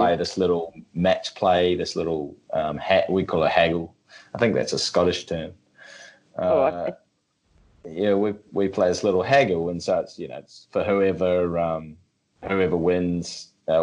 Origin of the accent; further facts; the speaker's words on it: Australia; We're Australian